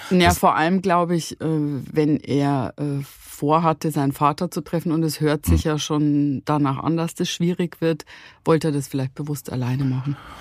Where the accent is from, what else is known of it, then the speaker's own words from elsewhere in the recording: Bavarian Forest, Germany; wir sind ja im bayerischen Wald äh, mhm. groß geworden